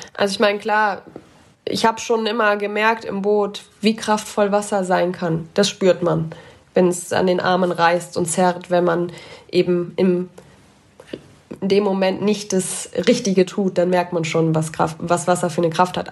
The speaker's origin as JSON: {"language": "German", "area": "Ahrweiler district", "region": "Rhineland-Palatinate", "country": "Germany", "tie": "born or raised there", "moved": "as an adult", "lives_now": "Augsburg, Germany", "said": "in meiner Heimat"}